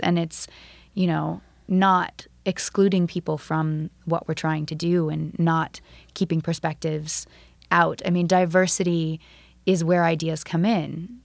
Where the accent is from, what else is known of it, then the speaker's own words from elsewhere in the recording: Florida, United States; I'm from Florida